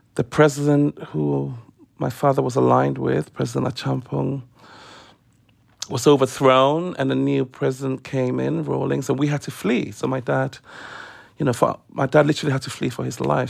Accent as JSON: {"language": "English", "country": "Ghana", "tie": "born or raised there", "moved": "yes", "lives_now": "London, United Kingdom", "said": "growing up in Africa"}